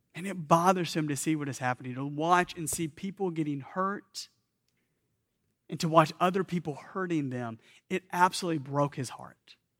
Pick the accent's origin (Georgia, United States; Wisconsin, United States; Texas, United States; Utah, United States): Georgia, United States; Atlanta; I grew up in Atlanta